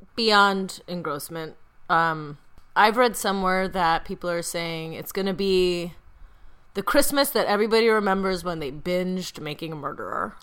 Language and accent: English; Midwest, United States; I'm from the Midwest